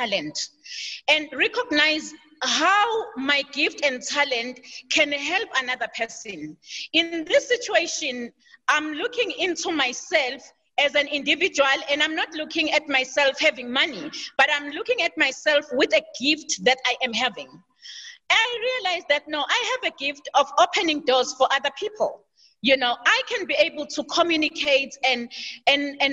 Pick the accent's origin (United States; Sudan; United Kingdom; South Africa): South Africa; Durban, KwaZulu-Natal; I was born in KZN, KwaZulu-Natal, and I grew up in KwaZulu-Natal in the township called Chesterville